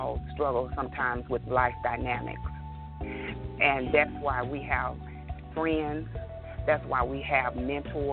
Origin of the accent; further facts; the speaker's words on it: York, Alabama, United States; I'm from a very, very small town, as you know, I stated with you. I'm from York, Alabama